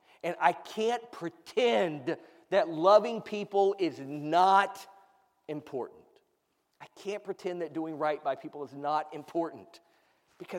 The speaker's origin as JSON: {"language": "English", "country": "United States", "said": "As an American"}